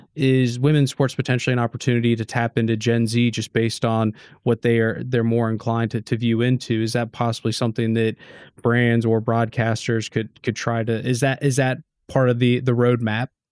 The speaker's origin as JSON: {"language": "English", "country": "United States", "moved": "yes", "said": "being an American, being an outsider"}